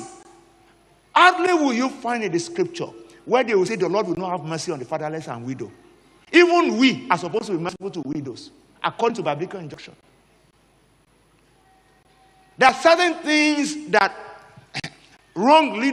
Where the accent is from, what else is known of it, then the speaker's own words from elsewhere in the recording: Nigeria; as a Nigerian